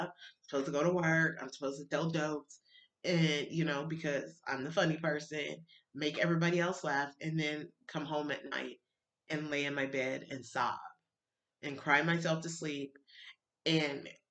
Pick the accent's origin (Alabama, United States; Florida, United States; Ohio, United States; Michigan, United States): Alabama, United States; I grew up in Baptist church in Alabama